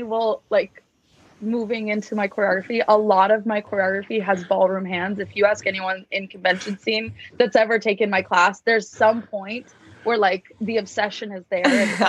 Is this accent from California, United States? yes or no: no; Cedar Hills, Utah, United States; I am originally from Cedar Hills, Utah. It's like 35 minutes south of Salt Lake. I grew up there, trained there.